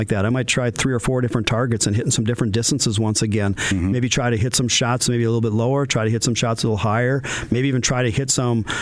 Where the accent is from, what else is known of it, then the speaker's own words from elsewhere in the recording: Moorhead, Minnesota, United States; I grew up in South Moorhead.